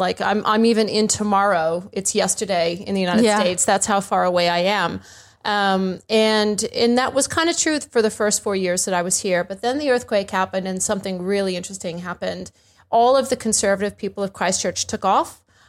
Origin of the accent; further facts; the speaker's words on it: India; also born or lived in Bangladesh / Afghanistan / Kuwait; But my dad was an American diplomat, so I was born in Bangladesh, and I grew up in India and Afghanistan and Kuwait and all over the show.